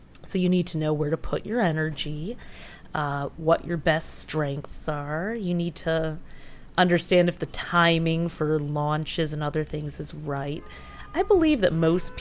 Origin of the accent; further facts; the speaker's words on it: Detroit, Michigan, United States; my sister growing up in Detroit